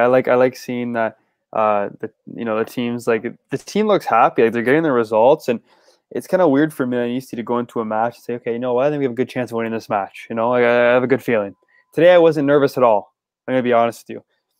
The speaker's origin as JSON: {"language": "English", "country": "St. Vincent & Grenadines", "said": "But I wasn't. I'm from St. Vincent."}